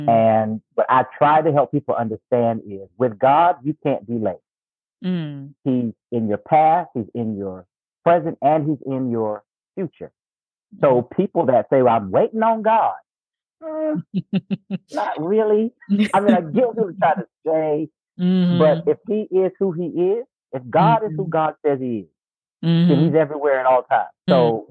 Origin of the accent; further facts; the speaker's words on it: Lumberton, North Carolina, United States; moved away as an adult; now in Raleigh, United States; my hometown is a little place called Lumberton, North Carolina. But where I've been for the past 20 plus years is Raleigh, North Carolina